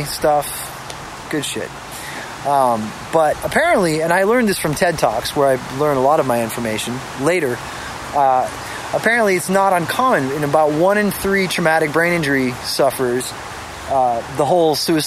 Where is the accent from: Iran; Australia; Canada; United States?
United States; Boston, Massachusetts; I was born in Brighton, Mass